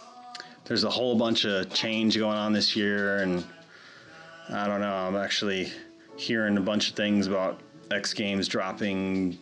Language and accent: English; New York City, New York, United States; I grew up in Manhattan